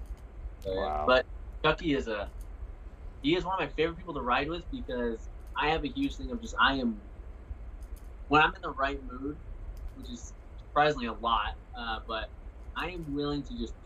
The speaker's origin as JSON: {"language": "English", "town": "Carson City", "region": "Nevada", "country": "United States", "tie": "born or raised there", "said": "I grew up in Carson City"}